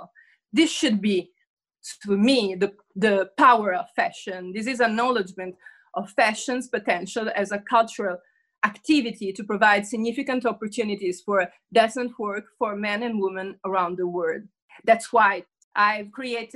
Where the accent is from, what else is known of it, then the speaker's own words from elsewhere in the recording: Rome, Lazio, Italy; also born or lived in Haiti; I was born in Rome, but I've spent a few years in Haiti